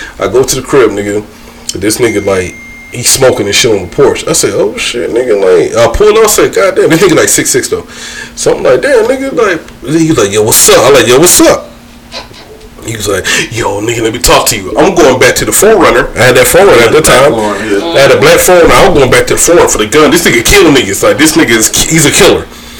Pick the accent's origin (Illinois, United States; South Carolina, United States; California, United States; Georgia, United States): Georgia, United States; Brunswick; moved away as an adult; now in Fayetteville, United States; I grew up with them in Brunswick, Georgia.